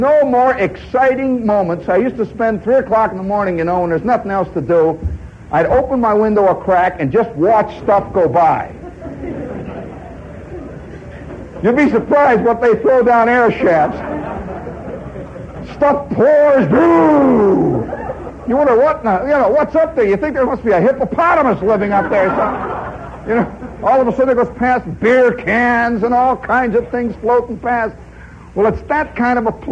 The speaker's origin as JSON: {"language": "English", "region": "Indiana", "country": "United States", "moved": "as an adult", "lives_now": "New York City, United States", "said": "I come from Indiana."}